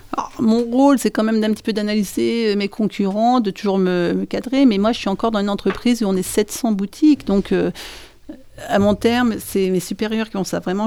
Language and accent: French; the North, Hauts-de-France, France; moved away as an adult; now in Saint-Christol-lez-Alès, France; je viens du Nord et j'ai ouvert Marie dans le Nord